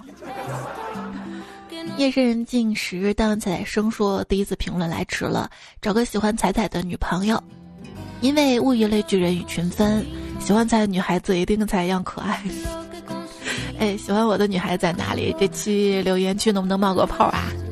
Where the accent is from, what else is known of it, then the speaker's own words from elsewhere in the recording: Xi'an, Shaanxi, China; 我是西安的嘛。 我们这边也是有很多河南籍的同学，我们当时上学班上就是这样的